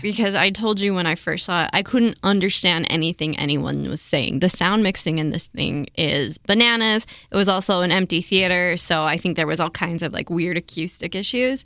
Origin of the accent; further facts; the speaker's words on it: Provo, Utah, United States; I grew up in Provo, Utah